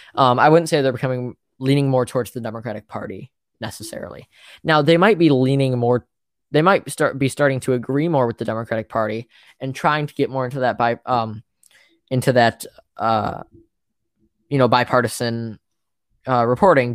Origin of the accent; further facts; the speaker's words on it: Ohio, United States; I'm from Ohio